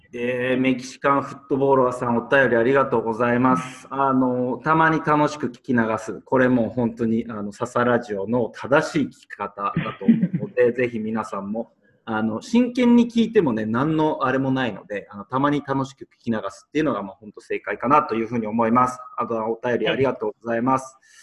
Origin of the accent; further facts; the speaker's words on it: Tokyo, Japan; 私、東京です。